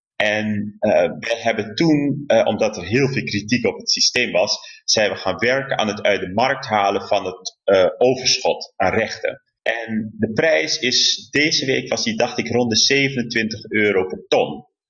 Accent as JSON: {"language": "Dutch", "town": "Rotterdam", "region": "South Holland", "country": "Netherlands", "said": "als Rotterdammer, want hè, ik heb deze stad lief."}